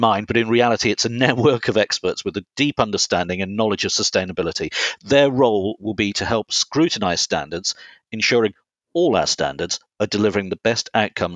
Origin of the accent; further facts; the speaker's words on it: Herefordshire, West Midlands, United Kingdom; moved away; I grew up on the Welsh border in Herefordshire